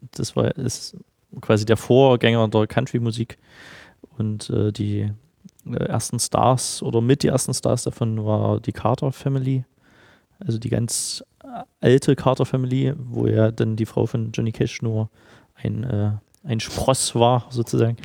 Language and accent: German; Halle, Saxony-Anhalt, Germany; moved away as an adult; also born or lived in Nashville; now in Dresden, Germany; Ich komme ursprünglich aus Halle, bin 2001 nach Dresden gegangen äh, zum Studium